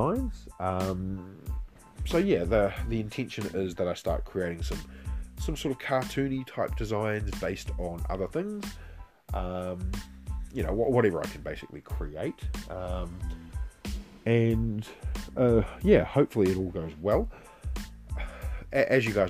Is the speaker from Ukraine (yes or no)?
no; New Zealand; me being Kiwi